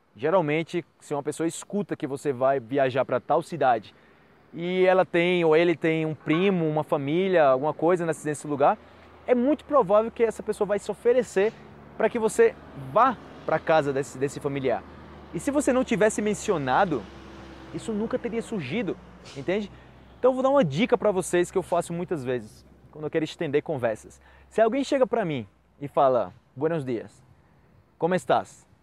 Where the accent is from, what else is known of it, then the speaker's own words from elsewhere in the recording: Brazil; Eu venho do Brasil